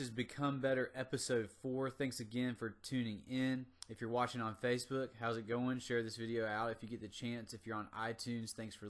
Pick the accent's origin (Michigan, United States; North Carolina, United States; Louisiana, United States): North Carolina, United States; Now, I'm from the South, from North Carolina, and I grew up in a small town with a lot of farmers and a lot of agricultural workers.